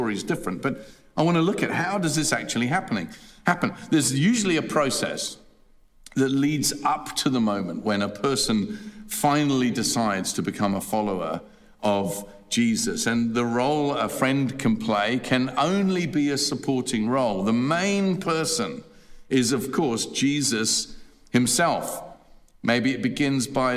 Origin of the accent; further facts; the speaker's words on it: England, United Kingdom; As a child of 11 or so, we used to, where I grew up in England, we had a large garden